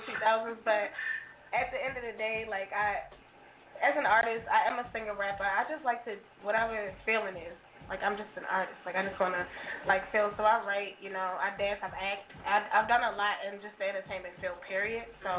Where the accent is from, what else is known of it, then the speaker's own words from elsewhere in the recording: Baltimore, Maryland, United States; I am all the way from Baltimore City